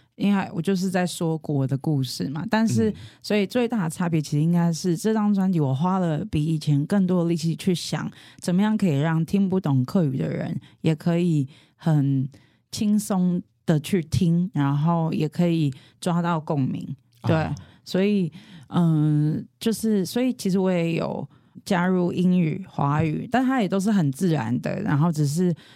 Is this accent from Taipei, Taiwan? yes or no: yes; Taipei, Taiwan; first language Hakka; Chinese is a second language; 我是四岁前是跟阿公阿婆一起，所以其实客家话还真的就是我的母语，只是之后我回到台北就是城市里面，呃，生活，然后求学